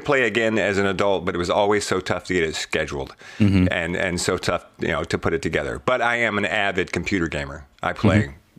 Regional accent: Louisiana, United States; I grew up in Louisiana.

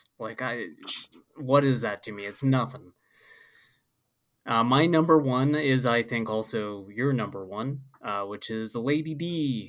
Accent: Oregon, United States; moved away; I came from Oregon.

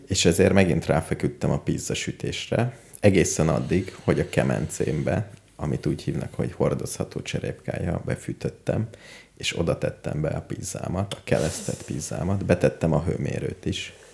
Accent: Hungary; hogyha magyar vagyok, Engem mindenhol szeretnek

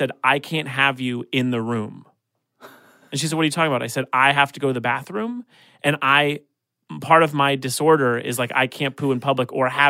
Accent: Calabasas, California, United States; I grew up in Calabasas, in the valley here.

